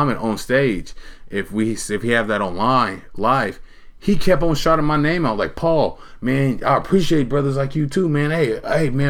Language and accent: English; Portland, Oregon, United States; moved away; I grew up on 33rd and Ainsworth